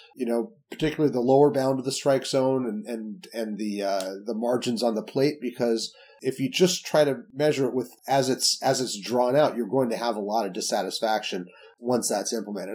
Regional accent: Salt Lake City, Utah, United States; I grew up in Salt Lake City

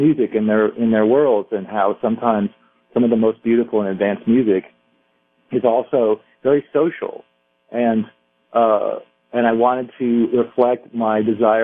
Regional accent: Southern California, United States; I'm from Southern California

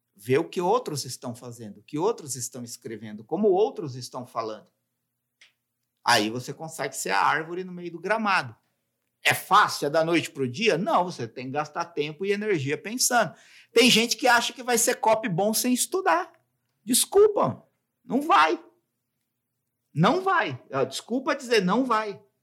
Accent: São Paulo, Brazil; eu moro em São Paulo, né? Sou de São Paulo

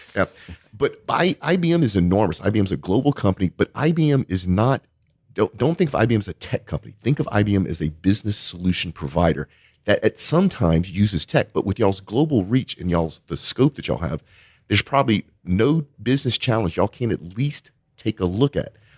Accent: Cajun, Louisiana, United States; accent: Cajun; my Cajun accent

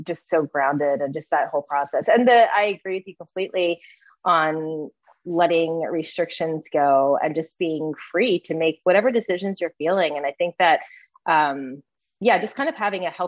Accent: just outside of Philadelphia, Pennsylvania, United States; now in Atlanta, United States; I'm originally from the Northeast area, just outside of Philadelphia

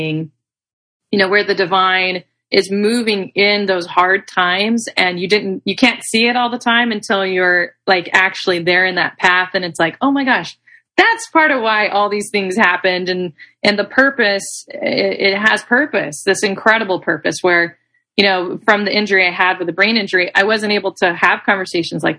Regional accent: Arkansas, United States; also born or lived in Texas; now in California, United States; I'm actually originally from Arkansas. I'm from the South

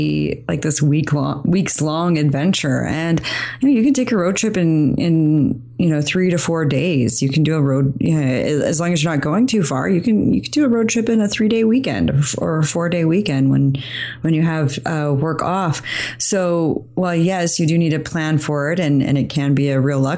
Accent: Idaho, United States; I grew up in Idaho

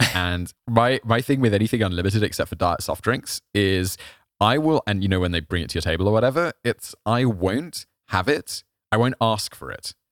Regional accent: United Kingdom; I feel as a British person

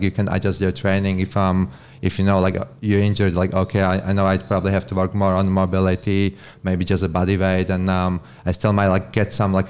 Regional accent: Slovakia; English is a second language; Right. I'm from Slovakia. So it's a small country in Europe. Eastern Europe kind of thing.

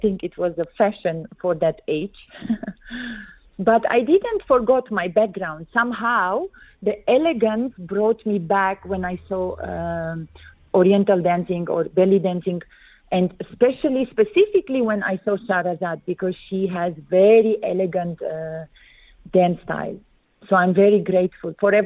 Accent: Netherlands; moved away as an adult; also born or lived in Armenia; now in Abu Dhabi, United Arab Emirates; I came from Armenia to the Netherlands, and my parents moved there when I was a little girl. So we were based in the Netherlands

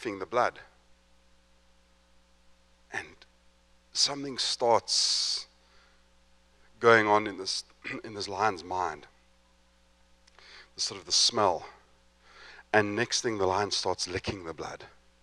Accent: Johannesburg, Gauteng, South Africa; also born or lived in East London, South Africa; I'm from Johannesburg, which is in the sort of central part of South Africa

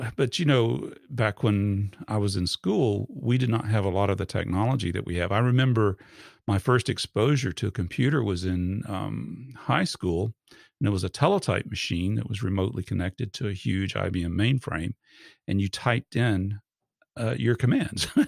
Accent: Georgia, United States; also born or lived in Fort Campbell, Kentucky; we moved here to Georgia, where he was originally from, and I've been in Georgia since I was about four years old.

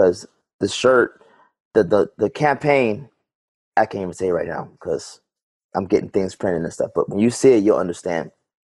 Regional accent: New York, United States; also born or lived in Germany / Georgia; I was born in Germany, but I lived in like five different states. You know what I'm saying? I grew up more so in New York, and between New York and Georgia

